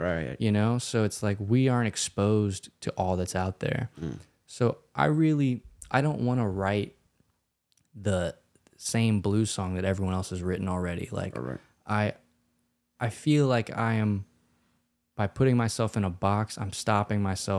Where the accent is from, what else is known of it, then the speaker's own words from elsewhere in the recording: Louisiana, United States; We grew up in Louisiana, so I feel like we're very influenced by that.